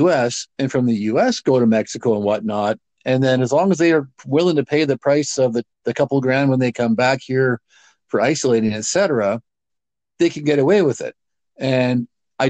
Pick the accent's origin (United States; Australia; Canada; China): Canada; we as Canadian society